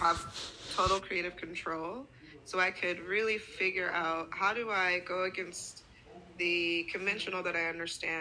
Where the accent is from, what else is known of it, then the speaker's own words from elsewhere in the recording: Ogden, Utah, United States; now in New York City, United States; I grew up in Ogden, Utah